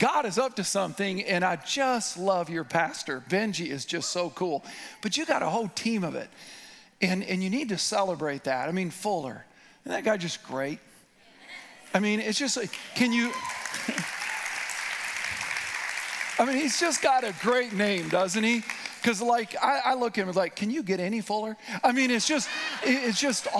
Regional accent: Midwest, United States; I'm from the Midwest

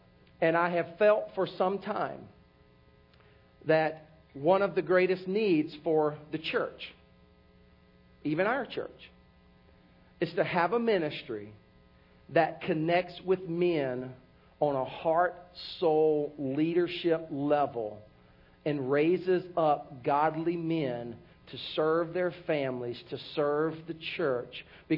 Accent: Oklahoma, United States; Yeah, I grew up in Oklahoma.

